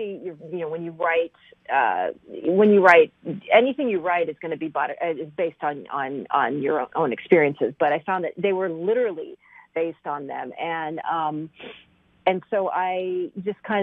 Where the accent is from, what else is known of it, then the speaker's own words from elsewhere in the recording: Kentucky, United States; also born or lived in Iraq; I was born in Iraq and I grew up in Kentucky